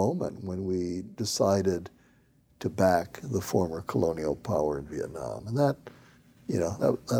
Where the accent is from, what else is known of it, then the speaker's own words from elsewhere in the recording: Hawaii, United States; I grew up in Hawaii in the 50s